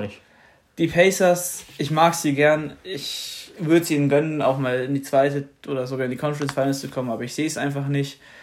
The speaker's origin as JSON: {"language": "German", "country": "Germany", "said": "als Deutscher"}